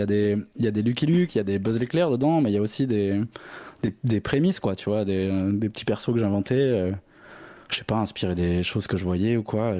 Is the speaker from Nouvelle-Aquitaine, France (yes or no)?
yes; Bordeaux, Nouvelle-Aquitaine, France; je viens de Bordeaux